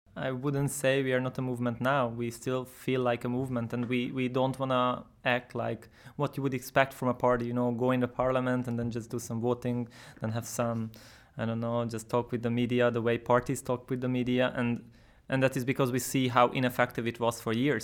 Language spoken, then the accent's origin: English; Budapest, Hungary; I'm from Budapest.